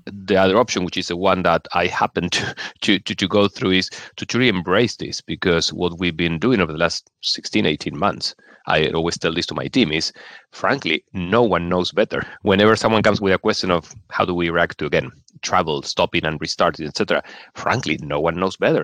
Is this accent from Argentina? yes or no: yes; Argentina; moved away as an adult; also born or lived in Venezuela / Brazil / Chile; now in London, United Kingdom; I grew up, I'm originally from Argentina